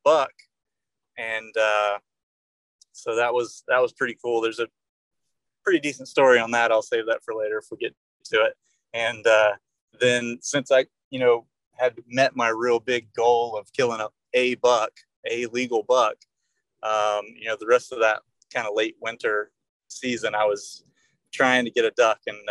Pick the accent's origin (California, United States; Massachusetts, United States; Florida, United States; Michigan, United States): Florida, United States; Northeast; I am from Northeast Florida and still live in the general area where I was born